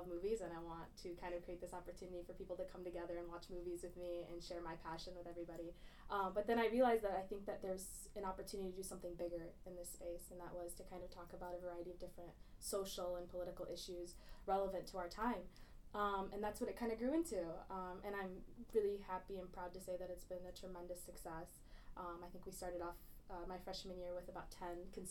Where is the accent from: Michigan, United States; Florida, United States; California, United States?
Michigan, United States; Grand Blanc; Um, I'm from Grand Blanc